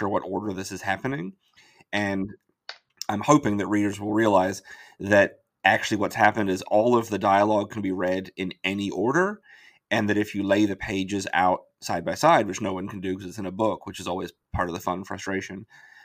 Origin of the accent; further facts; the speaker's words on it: New Zealand; moved away; I'm from New Zealand originally